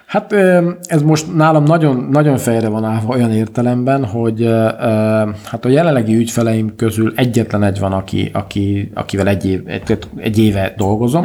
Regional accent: Székely, Szeklerland, Romania; also born or lived in Cluj-Napoca, Romania; székely vagyok

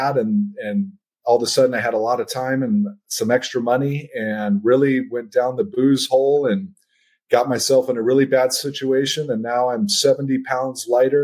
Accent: Mesa, Arizona, United States; also born or lived in Albuquerque, New Mexico; I was born and raised out here in Mesa, Arizona, where I still live

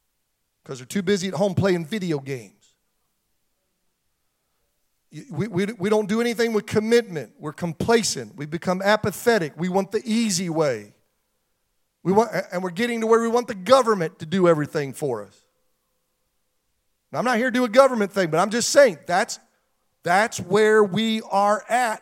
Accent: Pennsylvania, United States; moved away; 20 minutes from where I grew up in Pennsylvania

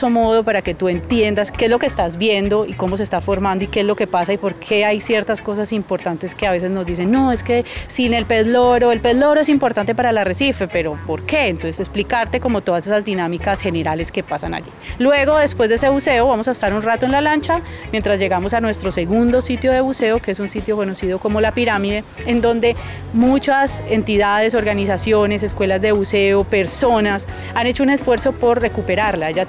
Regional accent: Armenia, Quindío, Colombia; now in San Andrés, Colombia; como ya tú bien lo dijiste, soy bióloga con énfasis en biología marina. Soy de Armenia, Quindío, y vivo aquí hace aproximadamente 18 años ya.

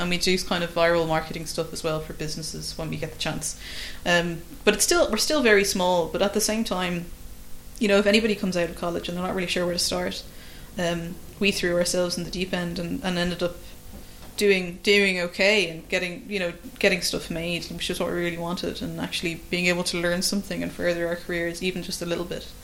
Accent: Ireland; an Irish filmmaker

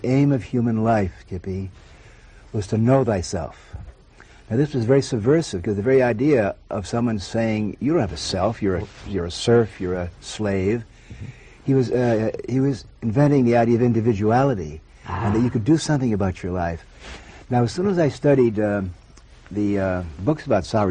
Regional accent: western Massachusetts, United States; moved away as an adult; I spent my first 18 years in a very small town in western Massachusetts

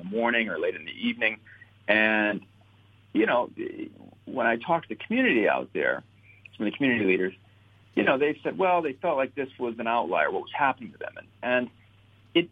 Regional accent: Southeast Michigan, United States; I was born and raised in Southeast Michigan

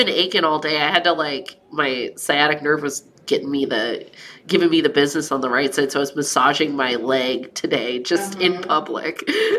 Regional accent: Ione, California, United States; accent: Midwestern; I grew up in a little town in Northern California called Ione in Amador County.

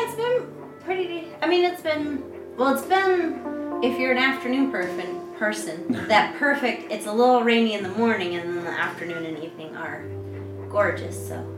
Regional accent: New York, United States; now in China; I'm from New York

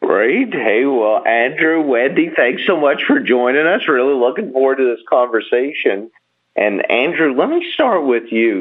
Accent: Bahamas; I'm from the Bahamas, and we have, you know, a country-owned television station

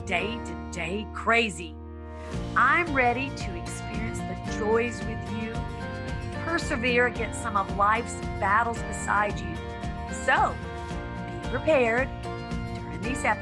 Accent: the South, United States; moved away; also born or lived in Hollywood Hills; growing up in the South

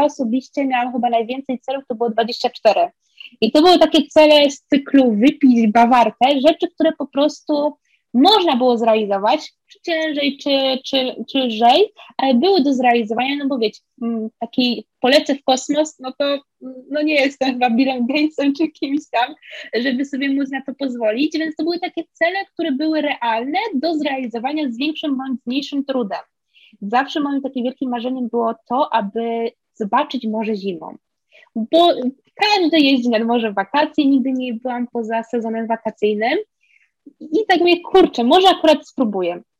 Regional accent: southern Poland, Poland; ja nie odkrywam, jestem z południa, drugi kraniec Polski

